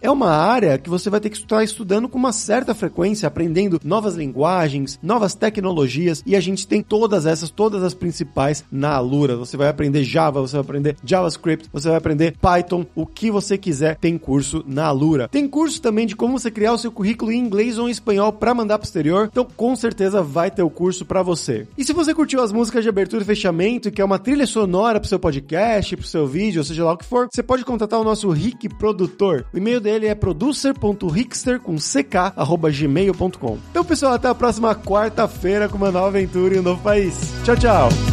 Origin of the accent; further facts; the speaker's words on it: Santo André, São Paulo, Brazil; ali em Santo André, onde eu cresci